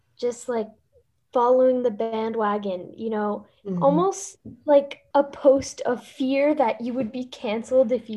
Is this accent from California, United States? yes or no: no; Miami, Florida, United States; I'm from Miami, Florida